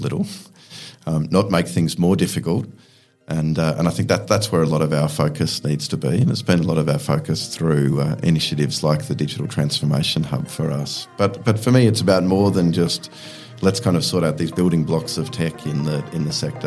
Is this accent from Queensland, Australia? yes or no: no; Melbourne, Victoria, Australia; also born or lived in Scotland; I was born in Scotland, but moved to Australia when I was 2 years old, and I grew up in Eltham, which for those of you who know Melbourne